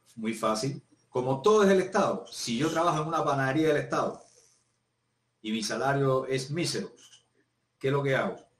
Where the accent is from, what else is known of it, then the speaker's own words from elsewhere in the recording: Cuba; moved away as an adult; now in Chile; yo soy cubano